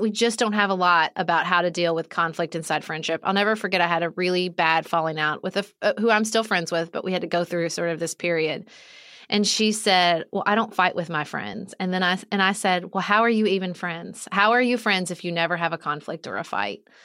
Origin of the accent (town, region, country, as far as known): Kentucky, United States; born or raised there; moved away as an adult